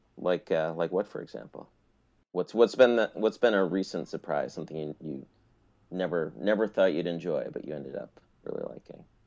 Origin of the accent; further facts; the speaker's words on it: Albany, New York, United States; now in Maine, United States; I'm from Albany